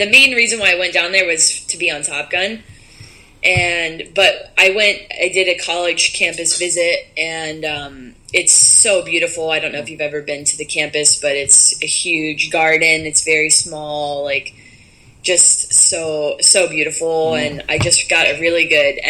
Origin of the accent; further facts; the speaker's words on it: Columbus, Ohio, United States; moved away; also born or lived in Coral Gables, Florida; I grew up in Columbus, Ohio